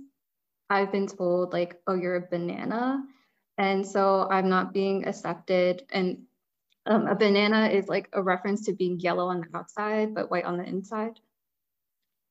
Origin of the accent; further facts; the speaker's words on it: New Jersey, United States; I was born in New Jersey